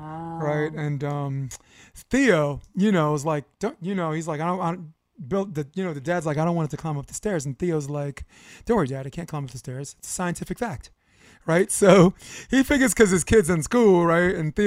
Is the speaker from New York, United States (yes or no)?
yes; New York City, New York, United States; I grew up in Chester Court. The dead end street, you know, across from those on Flatbush on the other side.